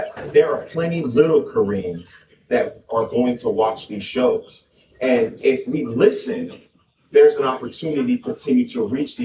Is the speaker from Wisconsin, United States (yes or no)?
no; Miami-Dade County, Florida, United States; moved away; I was born in Miami-Dade County, so I'm a Florida man